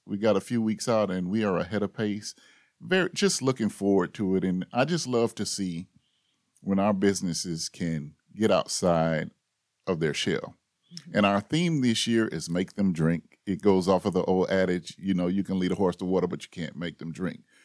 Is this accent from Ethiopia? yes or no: no; Tallahassee, Florida, United States; I grew up here in Tallahassee